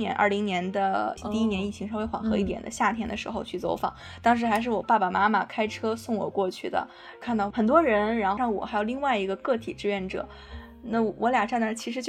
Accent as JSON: {"language": "Chinese", "region": "Hebei", "country": "China", "also_born_or_lived": "Jiangsu", "moved": "as an adult", "said": "我家是河北的，上学在江苏"}